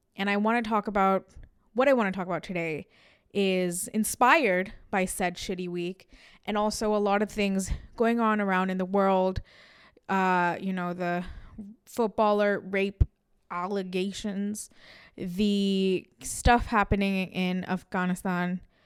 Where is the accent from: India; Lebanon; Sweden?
India; we are Indians and we're proud of being Indian